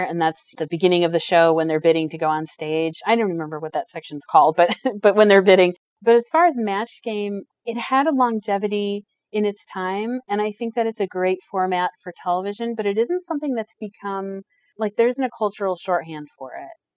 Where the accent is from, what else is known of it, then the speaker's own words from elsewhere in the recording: United States; I'm American